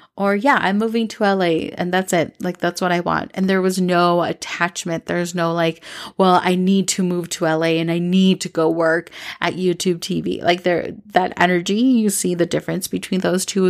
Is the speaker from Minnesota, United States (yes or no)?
yes; Minnesota, United States; also born or lived in New York City / Los Angeles; now in Medellín, Colombia; when I moved to Minnesota from May to June when I was younger, when I was seven, I have always wanted to come back and live here